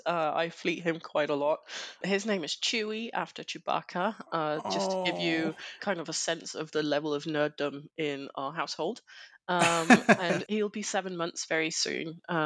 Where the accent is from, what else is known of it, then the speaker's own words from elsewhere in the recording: Denmark; English is a second language; So I'm from Denmark.